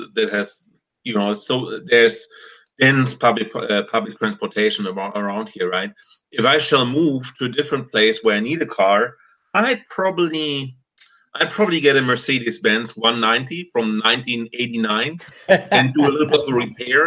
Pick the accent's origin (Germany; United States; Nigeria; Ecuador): Germany; moved away; since I'm from Germany